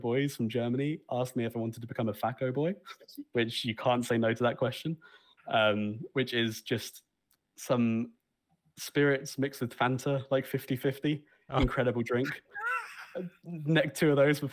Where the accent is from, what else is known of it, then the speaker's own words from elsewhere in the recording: Southampton, South East England, United Kingdom; around Southampton